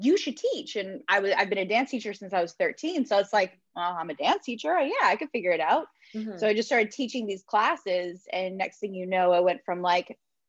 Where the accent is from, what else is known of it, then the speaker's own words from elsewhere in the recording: Vancouver, British Columbia, Canada; I'm originally from Vancouver